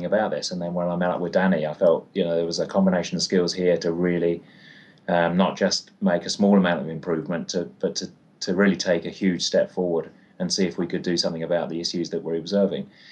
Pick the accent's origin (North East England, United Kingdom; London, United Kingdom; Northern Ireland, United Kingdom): London, United Kingdom; now in Christchurch, New Zealand; I grew up in London